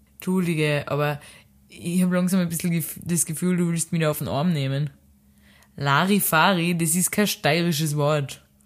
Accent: Austria; now in Lisbon, Portugal; wo ich herkomm. Österreich

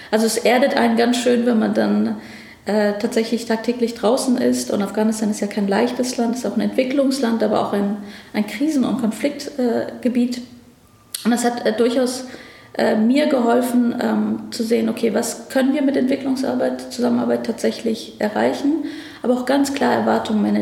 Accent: Berlin, Germany; Wir sind da sehr privilegiert groß geworden. Also ich bin hier in Berlin dann auch zur Schule gegangen, habe hier mein Abitur gemacht, habe hier Jura studiert

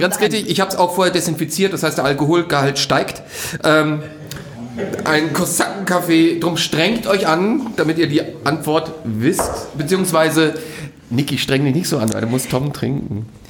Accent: Styria, Austria; moved away; da wo ich herkomme, aus der Steiermark

